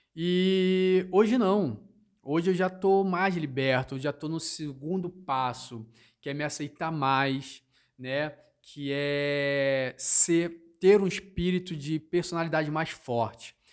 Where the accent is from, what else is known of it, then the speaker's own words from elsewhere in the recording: Rio de Janeiro, Brazil; now in Londrina, Brazil; eu sou natural do Rio de Janeiro e vim morar no sul de Londrina